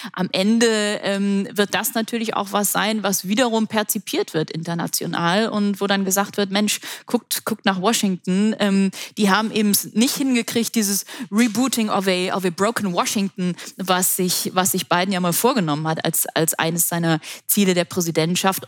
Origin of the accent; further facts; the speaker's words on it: Germany; für uns als Deutsche und als Europäer